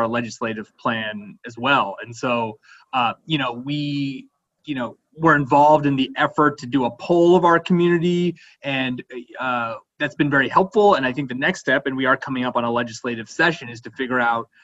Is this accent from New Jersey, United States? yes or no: yes; New Jersey, United States; moved away as an adult; also born or lived in Chicago; now in Houston, United States; I was actually raised in New Jersey